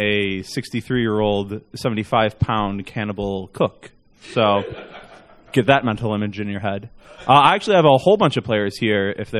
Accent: Chicago, Illinois, United States; I am from Chicago, Illinois.

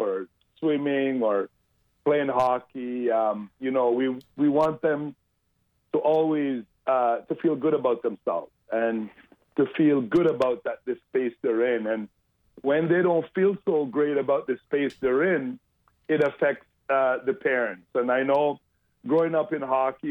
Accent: Jamaica; now in Canada; while I was growing up in Jamaica

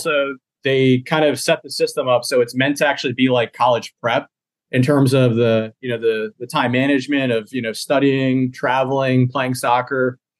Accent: Bridgewater, Connecticut, United States; I'm from a small town in Connecticut called Bridgewater, Connecticut

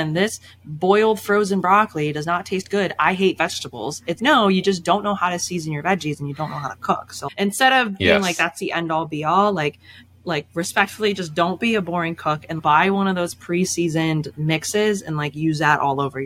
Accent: Chicago, Illinois, United States; moved away as an adult; also born or lived in Boston; now in Chicago, United States; I grew up in the Chicago suburbs

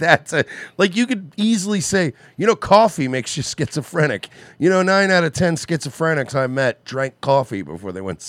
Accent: New York, United States; now in Florida, United States; I'm from New York, and I used to go get, like, the mail in my underwear in the snow.

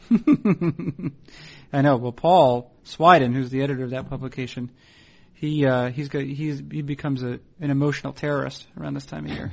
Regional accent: Northeast, United States; moved away as an adult; also born or lived in Portland / Seattle; I was being from the Northeast. I didn't live near any family

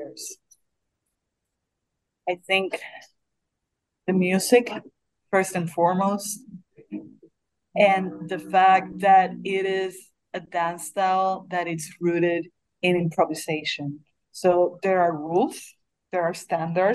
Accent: Puerto Rico; moved away; also born or lived in Beirut; I say it in Spanish because I'm from Puerto Rico

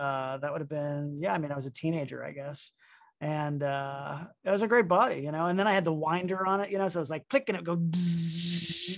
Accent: Miami, Florida, United States; also born or lived in Boston; I'm from Miami, Florida.

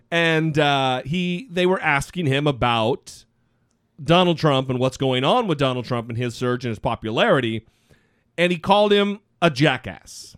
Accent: Idaho, United States; my home state of Idaho

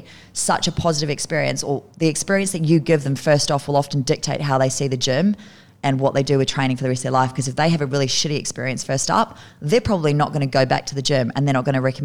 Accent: Kerikeri, Northland, New Zealand; also born or lived in United Kingdom; I grew up in New Zealand. Yep. Yeah, yeah. I moved to New Zealand from the UK when I was 10. So I went to military school until I was 10. And then I moved to New Zealand after that because our only family was in New Zealand.

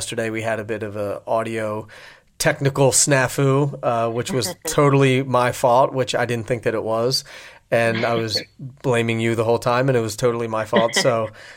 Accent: outside of Philly, Pennsylvania, United States; I grew up outside of Philly

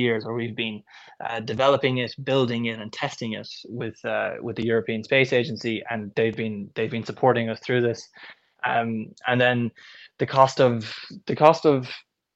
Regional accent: Kellistown, Leinster, Ireland; also born or lived in Kilkenny; home is actually in Kellistown in County Carlow. So I went to school in Carlow, but also in Kilkenny College in Kilkenny

